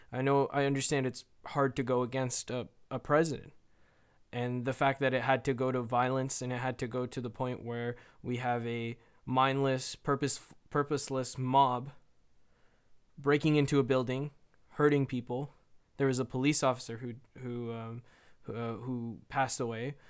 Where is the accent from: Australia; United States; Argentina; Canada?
Canada; I'm Canadian